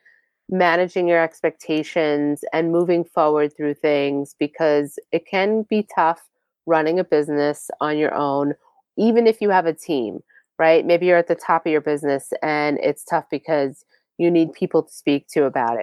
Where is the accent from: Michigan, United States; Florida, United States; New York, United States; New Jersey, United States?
New York, United States; Long Island; I'm from Long Island